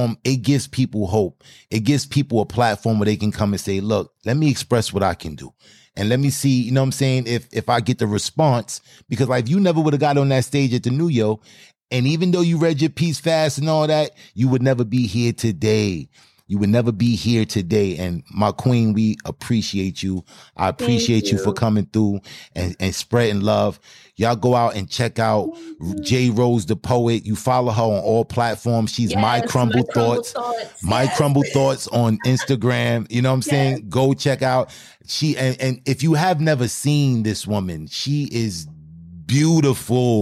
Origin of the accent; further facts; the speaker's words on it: New York City, New York, United States; accent: Brooklyn; I'm in Brooklyn, New York. I'm straight from Brooklyn. You don't hear the Brooklyn in my voice